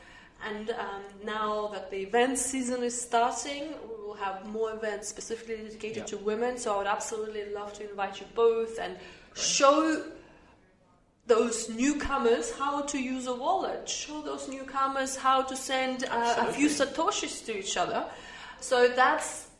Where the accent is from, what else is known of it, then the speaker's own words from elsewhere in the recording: Australia; also born or lived in United Arab Emirates; now in Dubai, United Arab Emirates; I look at my own country, Australia